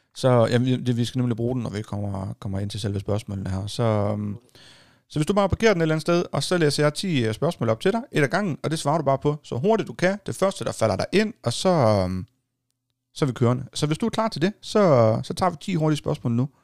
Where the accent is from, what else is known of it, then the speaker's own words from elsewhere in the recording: Hjørring Municipality area, North Denmark Region, Denmark; heroppe, der er det jo det samme, her, hvor jeg kommer fra